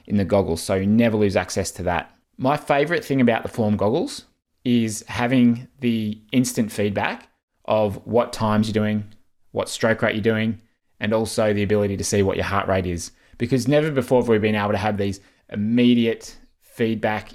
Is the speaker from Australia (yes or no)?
yes; Australia; as an Australian